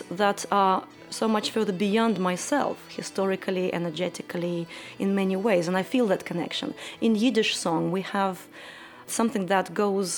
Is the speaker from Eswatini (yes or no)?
no; Kazan, Tatarstan, Russia; also born or lived in Siberia; I was born in Siberia, and when I was three, my parents moved to Kazan, which is the capital of Tatarstan.